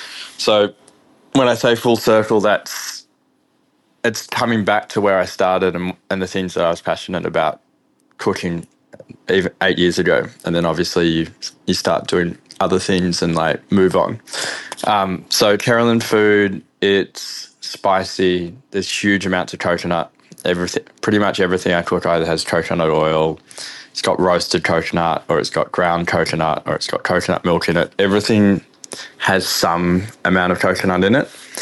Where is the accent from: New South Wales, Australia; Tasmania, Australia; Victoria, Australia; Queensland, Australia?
Victoria, Australia; Melbourne; Yeah, so I grew up in the eastern suburbs of Melbourne. So I think when I was Callista, Croydon, Mitcham, growing up, we just grew up in, I guess, Melbourne suburbia